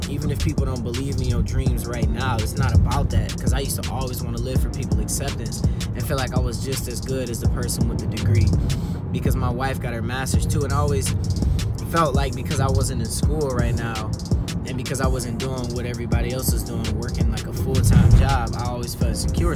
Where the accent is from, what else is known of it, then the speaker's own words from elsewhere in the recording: Detroit, Michigan, United States; I grew up in Detroit in the times where it was really rough